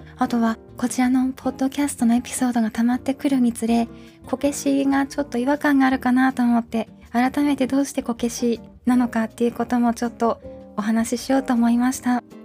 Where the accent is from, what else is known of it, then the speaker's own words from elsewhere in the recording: Tohoku, Japan; moved away as an adult; also born or lived in Hokuriku; 北陸育ちではあるんですけれども小学校以降大学まではずっと東北にいたんですね